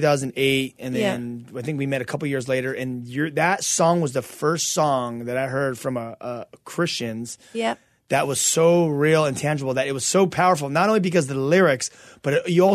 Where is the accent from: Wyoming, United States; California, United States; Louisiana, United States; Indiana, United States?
California, United States; I'm from California, you know.